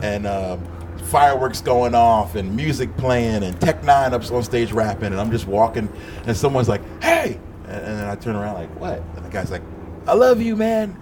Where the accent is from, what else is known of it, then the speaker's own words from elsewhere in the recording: Philadelphia, Pennsylvania, United States; I grew up in Philly